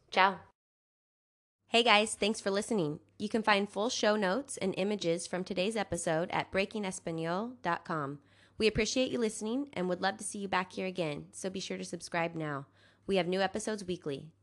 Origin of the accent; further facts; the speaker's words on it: San Diego, California, United States; San Diego